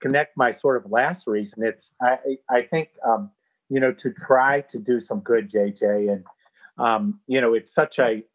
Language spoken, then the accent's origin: English; Pittsburgh, Pennsylvania, United States; I was raised in Pittsburgh, Pennsylvania